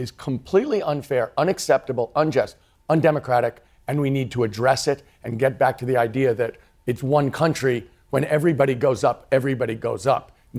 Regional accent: United States; I'm an American.

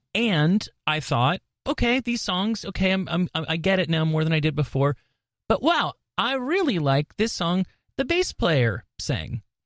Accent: New York, United States; I grew up in New York

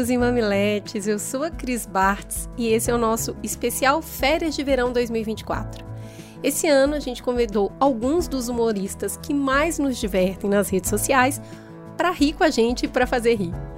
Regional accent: Minas Gerais, Brazil; moved away as an adult; now in São Paulo, Brazil; eu sou mineira

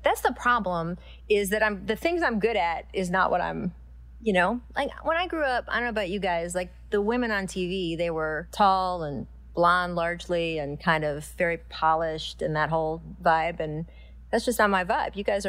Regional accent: Washington, District of Columbia, United States; For me, so I grew up in the Washington, D.C. area, the Washington Post, great newspaper.

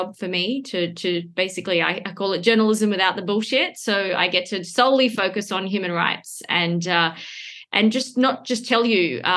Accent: Perth, Western Australia, Australia; moved away; I grew up in Perth, the most isolated city in the world

